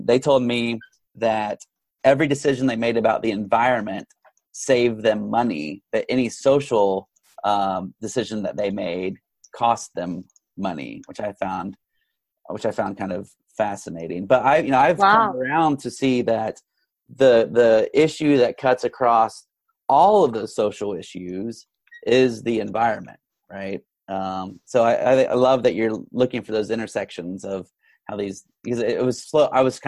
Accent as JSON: {"language": "English", "region": "Texas", "country": "United States", "tie": "born or raised there", "said": "I grew up in Texas where everyone is basically breastfed beef."}